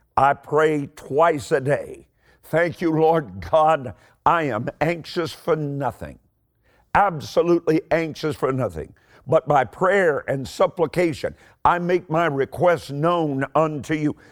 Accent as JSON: {"language": "English", "region": "Eastern Kentucky", "country": "United States", "said": "I'm, I'm from Eastern Kentucky. I talk really, really slowly"}